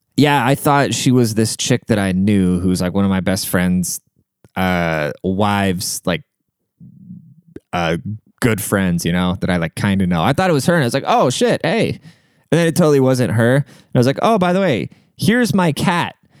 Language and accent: English; United States; I can't speak neither, 'cause I'm American